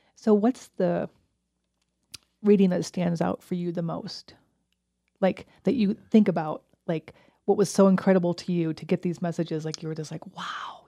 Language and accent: English; New York, United States; moved away as an adult; now in Fort Collins, United States; the house I grew up in back in New York